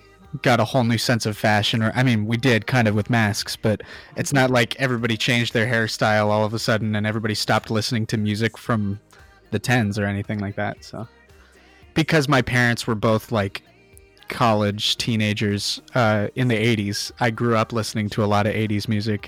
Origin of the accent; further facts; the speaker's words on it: Thailand; because I grew up in Thailand, every summer we'd go back to the States, or every other year we'd go back to the States